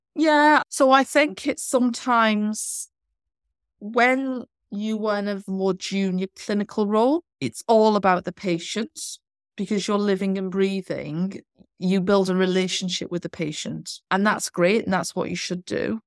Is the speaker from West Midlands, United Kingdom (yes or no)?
no; North Wales, United Kingdom; moved away as an adult; also born or lived in Southend / Birmingham / Bournemouth / Doncaster; now in London, United Kingdom; I'm actually from North Wales. I've trained in North Wales.